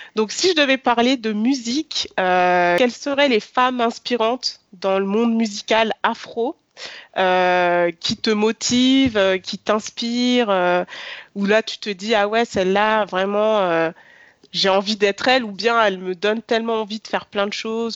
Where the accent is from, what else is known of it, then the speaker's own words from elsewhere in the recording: France; je suis née, j'ai grandi en France